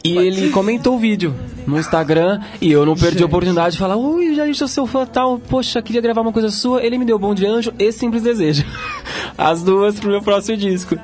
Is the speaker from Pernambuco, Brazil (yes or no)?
no; Santo André, São Paulo, Brazil; also born or lived in Lins, São Paulo; Sou de Santo André. Eu nasci em Lins, mas moro em Santo André há, acho que são 25 ou 26 anos.